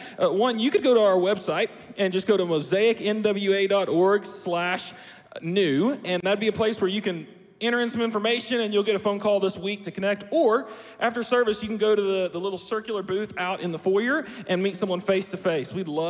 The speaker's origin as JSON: {"language": "English", "town": "Springdale", "region": "Arkansas", "country": "United States", "tie": "born or raised there", "said": "I don't know if you know this, but I grew up in Springdale, Arkansas. And we have a way of singing and celebrating in Springdale."}